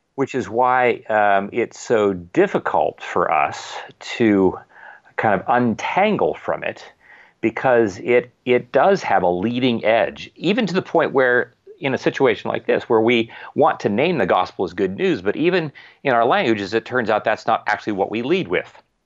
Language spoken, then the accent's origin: English; Ohio, United States; also born or lived in Wheeling, West Virginia; now in Virginia, United States; I was born in Wheeling, West Virginia, right across the river, practically, from where I actually, where, from where I grew up in Ohio